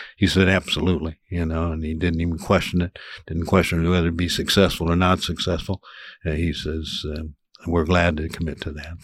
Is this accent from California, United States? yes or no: no; Overland Park, Kansas, United States; moved away as an adult; now in Manhattan, Kansas, United States; I grew up in the Overland Park area